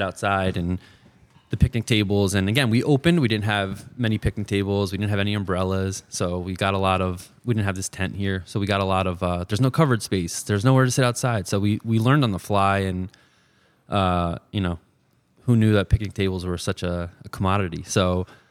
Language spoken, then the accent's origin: English; New Jersey, United States; moved away as an adult; also born or lived in New York City; I grew up in New Jersey. Um, went to college at uh, in New York City uh, and then was there till 2020